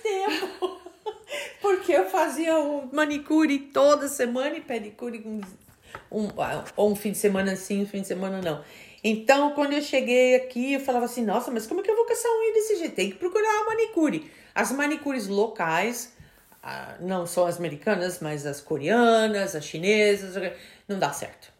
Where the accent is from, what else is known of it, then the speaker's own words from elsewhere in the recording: Brazil; now in United States; a gente como brasileiro